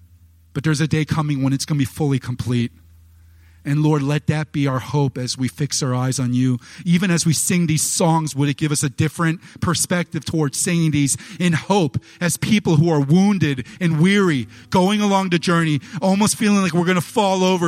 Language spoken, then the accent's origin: English; United States; I'm an American and I love church.